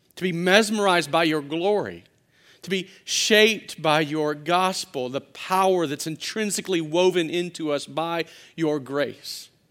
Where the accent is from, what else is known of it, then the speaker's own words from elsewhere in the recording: Louisiana, United States; also born or lived in Arkansas; I grew up in Louisiana, and, and, uh, before that, I was born in Arkansas